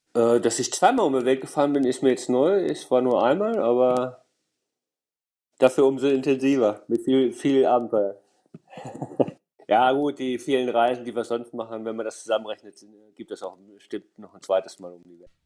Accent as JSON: {"language": "German", "country": "Germany", "said": "als äh, Deutscher"}